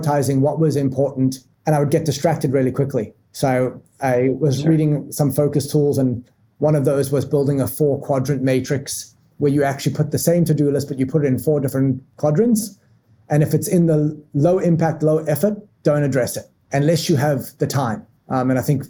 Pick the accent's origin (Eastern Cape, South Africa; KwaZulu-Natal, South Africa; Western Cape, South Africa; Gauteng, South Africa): Gauteng, South Africa; Johannesburg; moved away as an adult; now in United States; So I was born and raised in South Africa, a mega diverse city and mega diverse country. I was born in Johannesburg